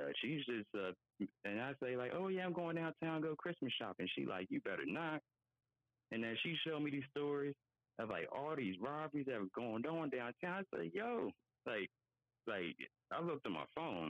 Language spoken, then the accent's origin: English; Philadelphia, Pennsylvania, United States; moved away as an adult; I'm from Philly, born and raised